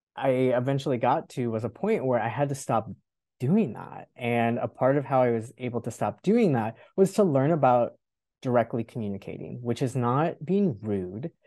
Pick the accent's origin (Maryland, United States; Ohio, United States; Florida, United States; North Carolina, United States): Florida, United States; North; moved away; I was born and raised in North Florida.